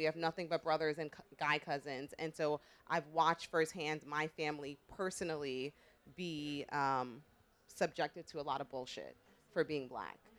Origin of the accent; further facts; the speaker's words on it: New York City, New York, United States; also born or lived in Philadelphia; I grew up in New York